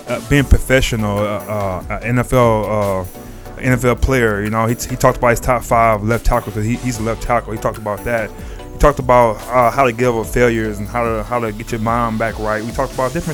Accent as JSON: {"language": "English", "region": "Texas", "country": "United States", "said": "I'm from Texas too"}